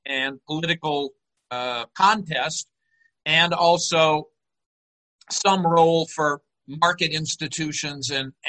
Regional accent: Houston, Texas, United States; now in Chicago, United States; I was born and raised in Houston, Texas, so I'm a native Texan. I teach here in Chicago at Northeastern Illinois University.

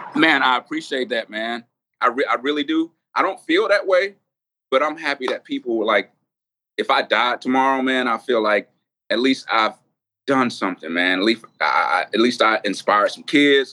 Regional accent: Atlanta, Georgia, United States; I'm like from Atlanta

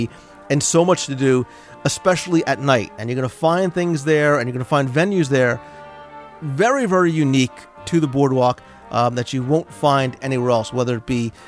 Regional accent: New Jersey, United States; I'm from New Jersey

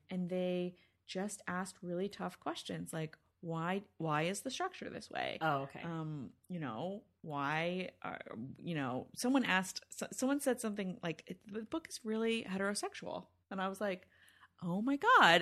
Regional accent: Northern California, United States; now in Los Angeles, United States; I'm from Northern California

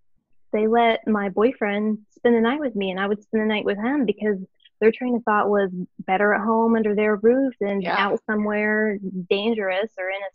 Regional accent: Southwest Ohio, United States; Southwest Ohio, born and raised, still here. It's a black hole that I can't seem to get out of. I've been here my whole life. I've been in the town that I live in my whole life.

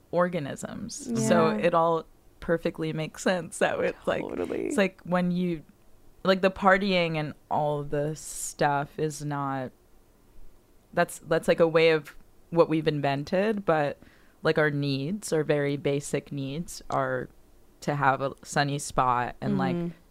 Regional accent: Miami, Florida, United States; moved away as an adult; I'm from Miami.

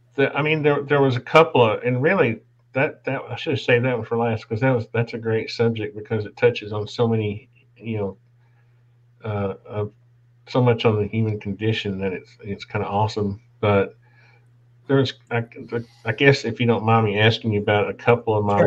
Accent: Appalachia, United States; We were brought up poor. I was born in the Appalachians.

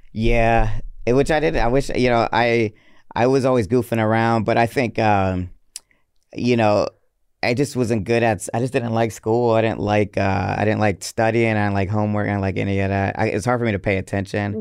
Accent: Atlanta, Georgia, United States; also born or lived in Hartford, Connecticut; I grew up on the north side, which is like a suburb of Atlanta, but it feels like I'm from Atlanta

